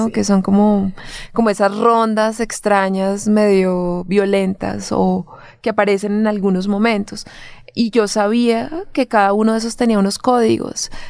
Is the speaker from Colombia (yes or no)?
yes; Bogotá, Colombia; moved away; yo venía del lugar de donde vengo, de Colombia, claro está, de Bogotá, pero también de un pueblo muy pequeñito que vivía, pues que vive de los rurales, o sea, un pueblo no rural, que vive de los cultivos, que vive del café, mi papá es carnicero.